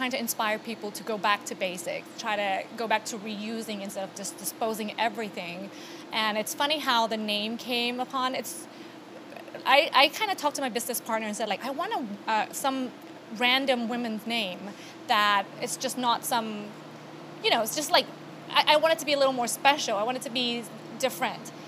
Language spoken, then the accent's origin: English; Bangkok, Thailand; moved away as an adult; now in New York, United States; I was originally from Thailand, born and raised. I moved here about almost 20 years ago